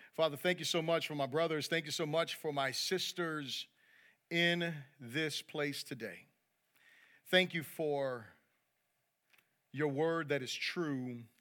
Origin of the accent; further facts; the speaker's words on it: United States; I'm proud to be an American